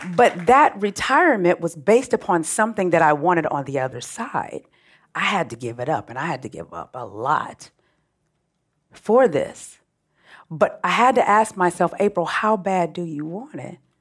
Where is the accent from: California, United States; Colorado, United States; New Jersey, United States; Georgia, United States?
California, United States; Oakland; also born or lived in Richmond, California; I grew up in Oakland, Richmond, California, so I'm refined hood.